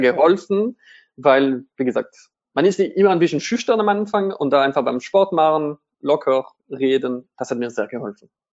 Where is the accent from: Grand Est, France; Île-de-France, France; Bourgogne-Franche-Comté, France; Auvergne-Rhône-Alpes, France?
Grand Est, France; Strasbourg; German is a second language; moved away as an adult; now in Germany; Straßburg absolviert, das ist meine Heimatstadt.